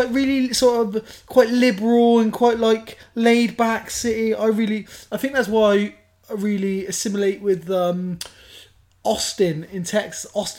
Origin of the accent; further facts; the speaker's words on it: Bristol, South West England, United Kingdom; We're lucky being from Bristol.